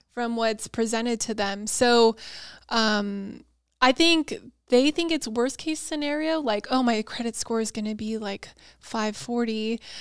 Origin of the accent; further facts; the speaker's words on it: San Diego, California, United States; also born or lived in Auburn; born and raised in San Diego